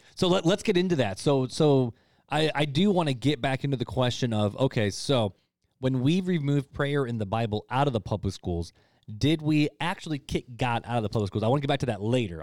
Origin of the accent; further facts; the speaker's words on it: United States; as American Christians